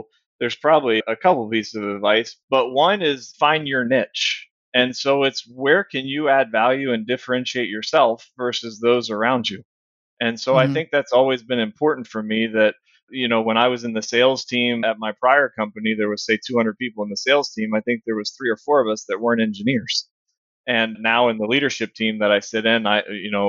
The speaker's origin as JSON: {"language": "English", "region": "Virginia", "country": "United States", "tie": "born or raised there", "moved": "as an adult", "lives_now": "Houston, United States", "said": "I grew up in Virginia, and the high schools there are a little smaller."}